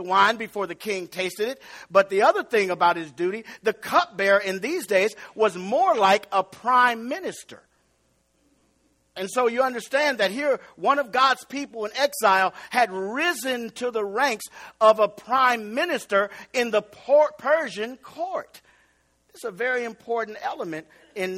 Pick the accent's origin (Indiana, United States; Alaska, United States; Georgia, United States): Indiana, United States; East Chicago; I'm from East Chicago. So I had to say, I'm so East Chicago that I remember Mr. Bell's soft serve ice cream and buying chocolate cones from him when I was a little kid